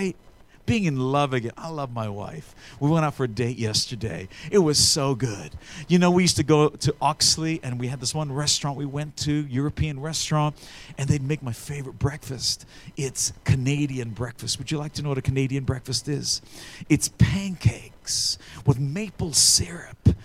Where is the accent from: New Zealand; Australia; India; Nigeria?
Australia; when I grew up in Australia, some stranger would roll up in a bus, and my aunties back in the day raised us up because my parents were missionaries